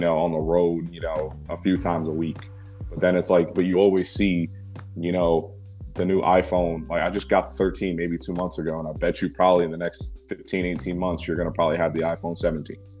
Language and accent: English; Baton Rouge, Louisiana, United States; moved away; I didn't grow up in New Orleans. I grew up in the state capital, um, called Baton Rouge